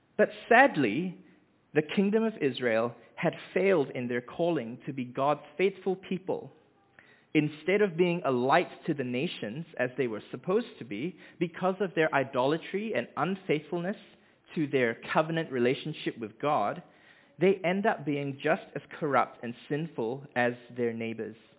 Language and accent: English; Malaysia; moved away as an adult; also born or lived in Hamilton, New Zealand; now in Dunedin, New Zealand; I was born in Hamilton, um, where our family lived for the first three years of my life before we moved back to Malaysia, and that's where I grew up